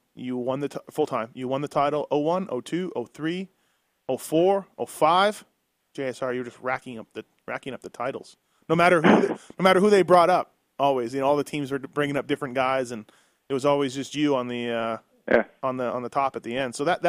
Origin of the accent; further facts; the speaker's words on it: Canada; I always cheered for you, you know what I mean, as being Canadian